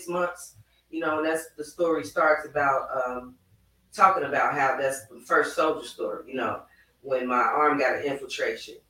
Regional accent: Chicago, Illinois, United States; I'm from Chicago. Been in the project.

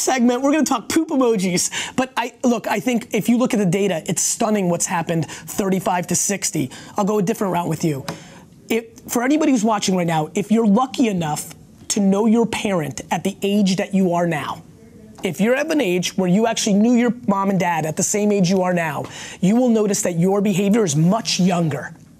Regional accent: Edison, New Jersey, United States; first language Russian; English is a second language; also born or lived in Belarus / Queens, New York / Dover, New Jersey / Springfield, New Jersey; When I came to America, in, in Queens and in Dover, I couldn't speak English. Uh, Dover, New Jersey

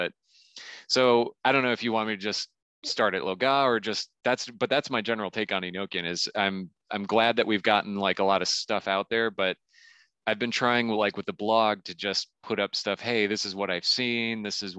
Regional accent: Saint Paul, Minnesota, United States; in the Twin Cities, in Minneapolis, I should say specifically, because I grew up in St. Paul, so we specifically say which city it is.

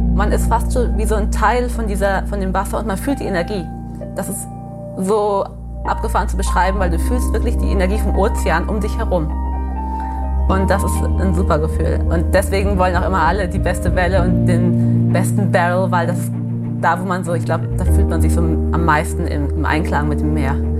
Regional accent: Sagres, Algarve, Portugal; also born or lived in Germany; Ich bin hier geboren, ich habe mein ganzes Leben lang hier, ge also hier gelebt

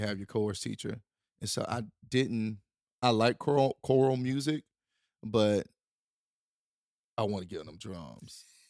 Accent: Durham, North Carolina, United States; moved away as an adult; also born or lived in Wilson / Los Angeles; growing up in Durham

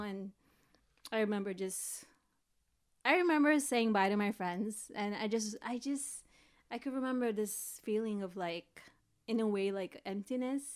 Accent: East Bay, Bay Area, California, United States; also born or lived in Philippines; I grew up in the Bay Area. But I mainly grew up in the East Bay

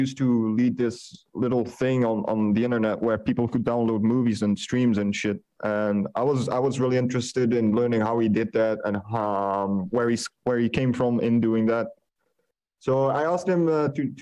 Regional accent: Netherlands; I'm 27, and I'm from the Netherlands

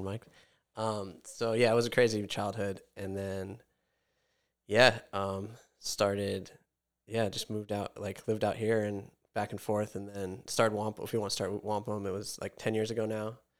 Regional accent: Montauk, New York, United States; also born or lived in Olympia, Washington; I'm from Montauk, O G

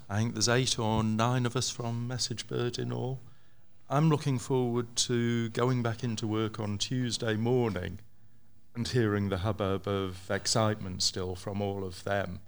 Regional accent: England, United Kingdom; moved away as an adult; now in Amsterdam, Netherlands; I would say I'm English, but I'm a Dutch resident

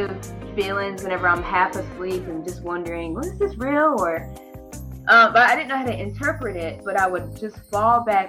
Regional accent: Pembroke, North Carolina, United States; moved away; Originally, I am from North Carolina, a little town called Pembroke, North Carolina, and it's very rural, very country area

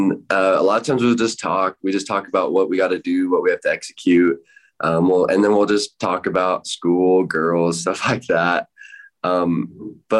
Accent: Rock Springs, Wyoming, United States; my hometown Rock Springs

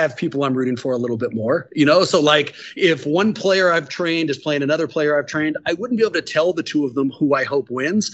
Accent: Oakland, California, United States; I grew up in Oakland, California

